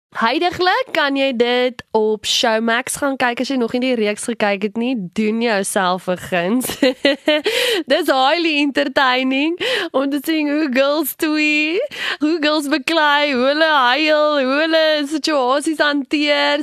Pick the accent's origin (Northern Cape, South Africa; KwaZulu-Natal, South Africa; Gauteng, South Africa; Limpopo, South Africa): Gauteng, South Africa; Pretoria; van Pretoria, gebore hierso grootgeword ook in Pretoria.